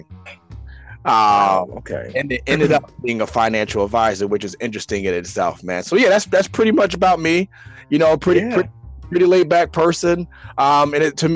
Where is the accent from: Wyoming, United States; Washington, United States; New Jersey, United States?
New Jersey, United States; Newark; I grew up in Newark, New Jersey